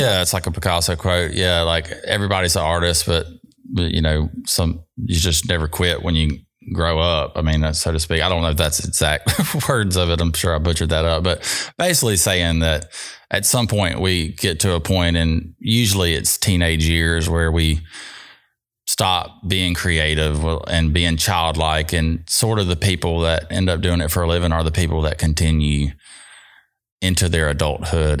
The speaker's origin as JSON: {"language": "English", "town": "Jackson", "region": "Mississippi", "country": "United States", "tie": "born or raised there", "said": "I'm from South Jackson, so I'm born and raised here"}